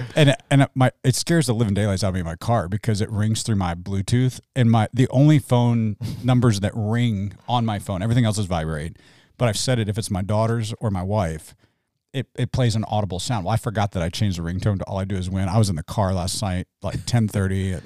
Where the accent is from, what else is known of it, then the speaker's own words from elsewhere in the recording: Midwest, United States; now in Tucson, United States; I came from the Midwest, like, near Kentucky